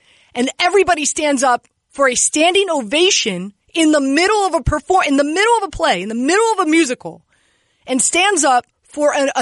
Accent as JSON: {"language": "English", "town": "Miami", "region": "Florida", "country": "United States", "moved": "yes", "lives_now": "New York City, United States", "said": "I'm from Florida, I'm from Miami"}